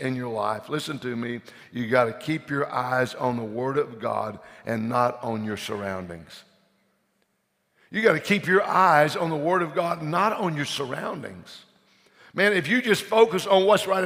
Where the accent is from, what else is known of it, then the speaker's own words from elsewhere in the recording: Louisiana, United States; we're from Louisiana